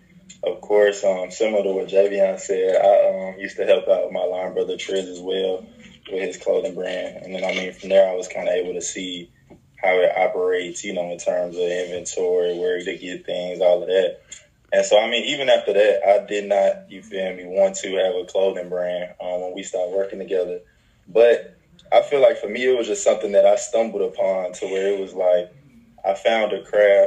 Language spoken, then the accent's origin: English; Nashville, Tennessee, United States; moved away as an adult; also born or lived in Richmond, Virginia; now in Birmingham, United States; I'm from Nashville, Tennessee. I was born, actually, in Richmond, Virginia, and moved to Nashville when I was in about fifth grade.